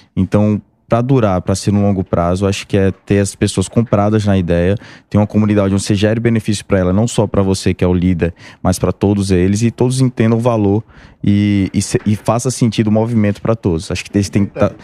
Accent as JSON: {"language": "Portuguese", "town": "Maceió", "region": "Alagoas", "country": "Brazil", "said": "sou de Maceió"}